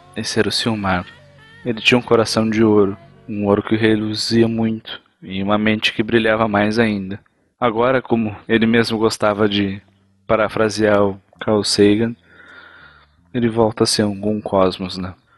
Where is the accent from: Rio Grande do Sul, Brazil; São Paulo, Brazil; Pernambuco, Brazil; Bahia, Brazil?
Rio Grande do Sul, Brazil; interior of